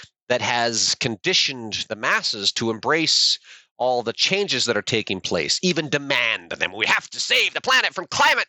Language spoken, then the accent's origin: English; United States; being an American